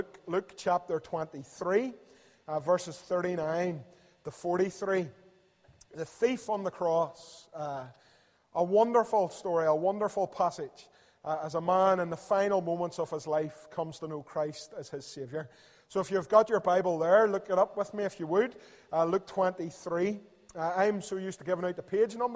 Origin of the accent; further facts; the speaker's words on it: Belfast, Northern Ireland, United Kingdom; I'm from Belfast and across the river there in East Belfast